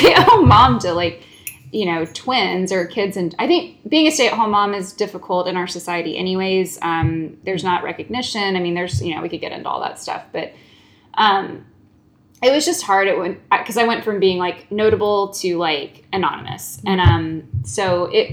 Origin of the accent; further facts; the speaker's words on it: Lilburn, Georgia, United States; I grew up in Lilburn, Georgia, which is a few minutes northeast of Atlanta